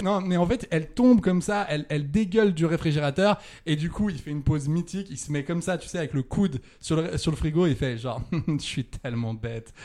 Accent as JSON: {"language": "French", "town": "Saint-Étienne", "region": "Auvergne-Rhône-Alpes", "country": "France", "said": "comme on dit chez moi à Saint-Étienne"}